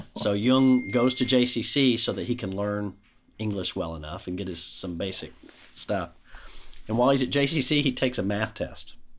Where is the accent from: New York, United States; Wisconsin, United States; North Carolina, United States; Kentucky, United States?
Kentucky, United States; Shepherdsville; I grew up in Bullock County, Shepherdsville, Mount Washington, went to public schools throughout